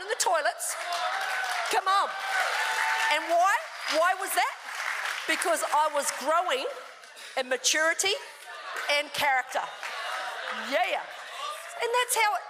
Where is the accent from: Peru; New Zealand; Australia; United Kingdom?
New Zealand; I was brought up in New Zealand